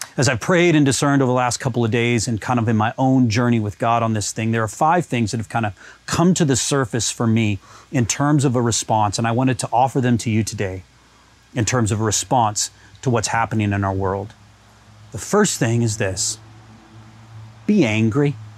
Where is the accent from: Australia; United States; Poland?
United States; now in Canada; I'm American. This is going on in my country of origin.